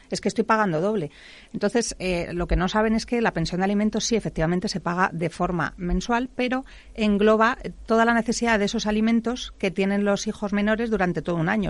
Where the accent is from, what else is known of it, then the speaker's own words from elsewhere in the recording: Madrid, Community of Madrid, Spain; soy madrileña